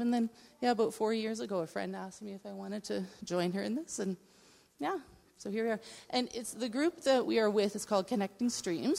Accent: Nova Scotia, Canada; I grew up in Nova Scotia

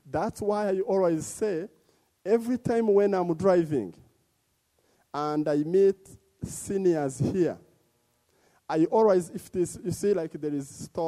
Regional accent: DR Congo; moved away as an adult; also born or lived in Uganda; now in Edmonton, Canada; I was born in Congo, one of the torn country

